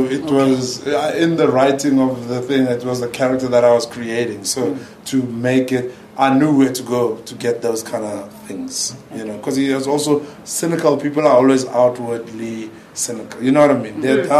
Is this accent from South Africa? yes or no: yes; South Africa; Me, I think I'm known as a South African entity.